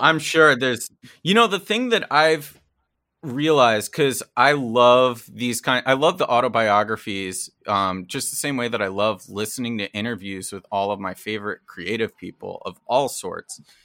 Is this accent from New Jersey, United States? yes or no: yes; New Jersey, United States; moved away; I grew up in New Jersey